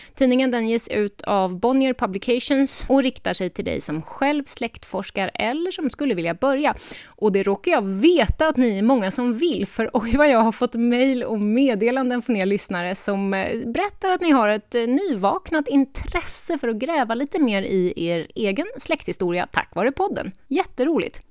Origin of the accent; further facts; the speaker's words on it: eastern Gotland, Sweden; Härvik är nämligen den lilla hamnen i Östergarnsocken på östra Gotland där jag växte upp